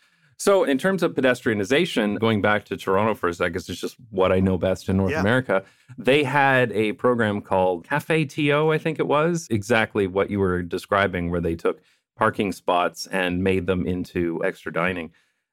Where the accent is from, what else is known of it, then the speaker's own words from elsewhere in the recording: Netherlands; I'm coming from the Dutch perspective, and I tend to be critical.